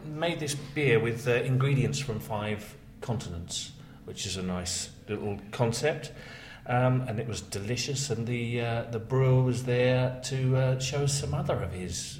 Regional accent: London, United Kingdom; as a Londoner

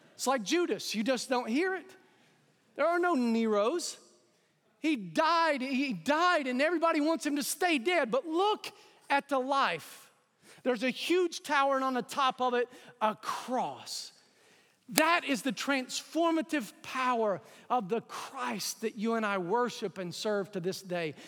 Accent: East Tennessee, United States; I grew up in East Tennessee

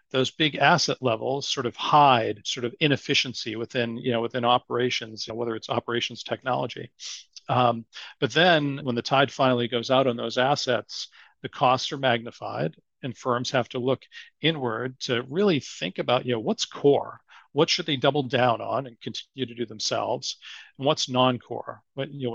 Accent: Boston, Massachusetts, United States; accent: Boston; my Boston accent

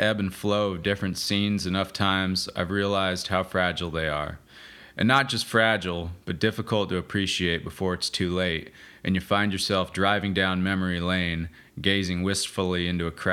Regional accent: Las Vegas, Nevada, United States; moved away as an adult; now in Nashville, United States; the wild-ass scene I grew up in Las Vegas

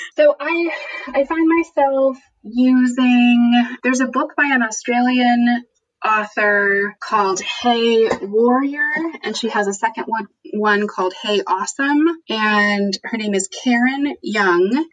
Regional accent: United States; as white people growing up in the United States

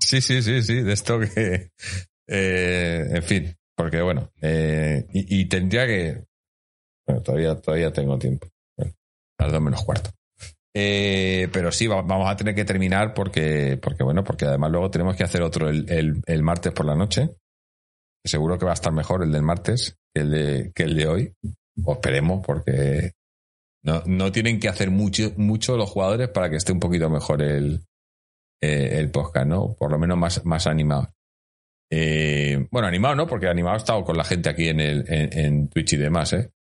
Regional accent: Community of Madrid, Spain; la gente que, que somos de Madrid

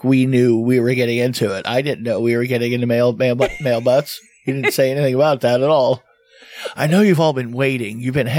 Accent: Florida, United States; I grew up in Florida.

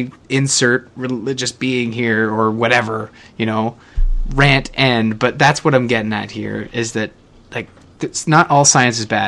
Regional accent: Canada; as a Canadian

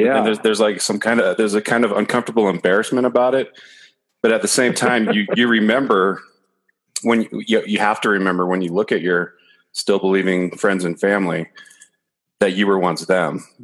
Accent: San Gabriel Valley, California, United States; I grew up in the sister San Gabriel Valley

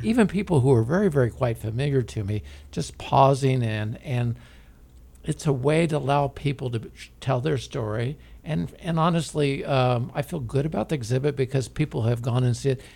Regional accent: Independence, Missouri, United States; I grew up in Independence. I still live there

